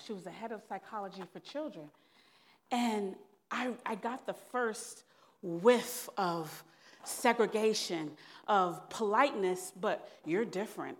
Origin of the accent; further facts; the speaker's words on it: New York City, New York, United States; moved away as an adult; also born or lived in Raleigh, North Carolina; the only little African-American psychologist from New York